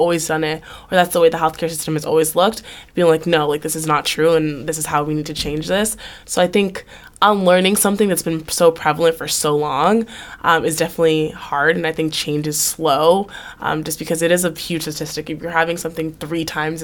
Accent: Haiti; now in United States; I was from Haiti

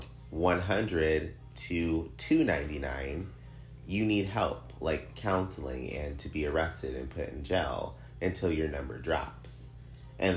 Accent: United States; I'm American

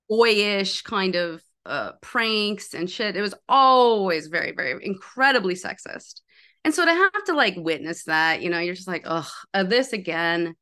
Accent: Park Rapids, Minnesota, United States; also born or lived in New York; I'm from this town. It's called Park Rapids, Minnesota

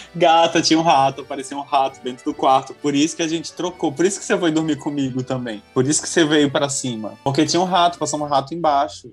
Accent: Boa Vista, Roraima, Brazil; now in France; nasci em Boa Vista, né? Boa Vista é uma cidade que, tipo, todo mundo... Tem uma linha, uma linhagem muito superficial

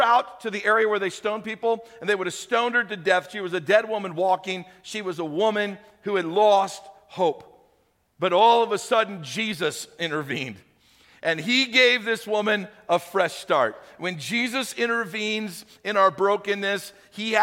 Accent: St. Louis, Missouri, United States; moved away; When I was a kid, I grew up in St. Louis.

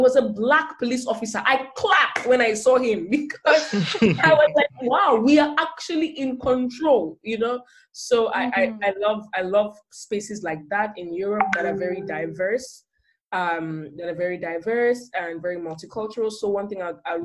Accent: Nigeria; now in Germany; as a Nigerian

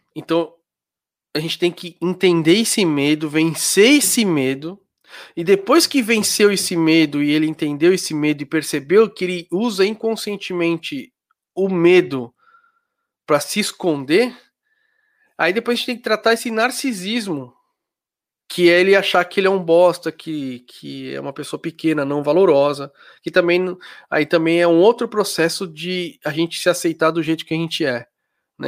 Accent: Brazil; moved away as an adult; now in Germany; eu sou brasileiro, tá, eu morava no Brasil, aí eu mudei para Alemanha

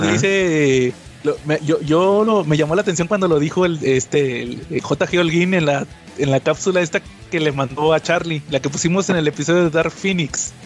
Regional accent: Mexico; en México que somos tan nacionalistas

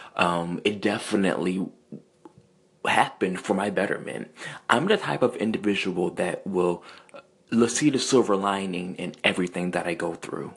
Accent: Central Virginia, United States; I am from Central Virginia

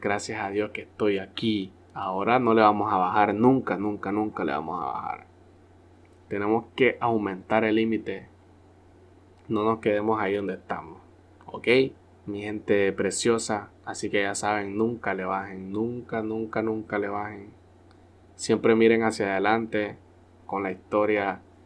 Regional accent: Honduras; nosotros los hondureños

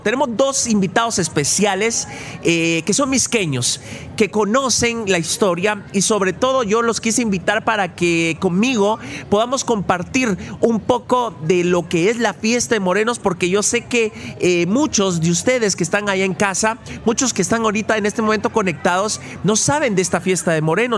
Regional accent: Mixco, Guatemala Department, Guatemala; siempre me siento orgulloso de este lugar donde Dios me ha dado la oportunidad de poder vivir de poder nacer y de poder crecer

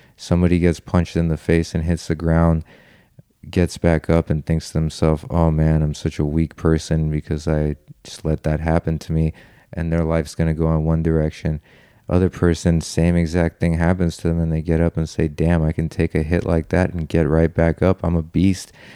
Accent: Los Angeles, California, United States; I'm from Los Angeles

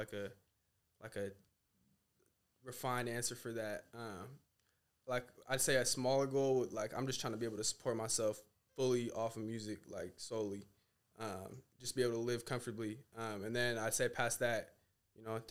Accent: Seattle, Washington, United States; I'm very thankful I grew up over there

